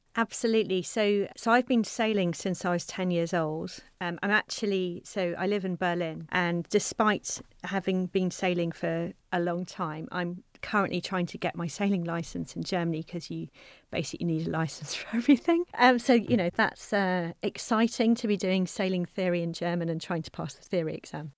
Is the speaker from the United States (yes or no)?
no; South Coast of England, United Kingdom; I'm from the South Coast. of England